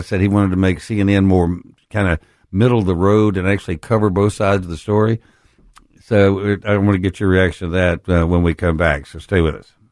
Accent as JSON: {"language": "English", "region": "West Texas", "country": "United States", "tie": "born or raised there", "moved": "yes", "lives_now": "Memphis, United States", "said": "I grew up in West Texas, the most conservative place in the world"}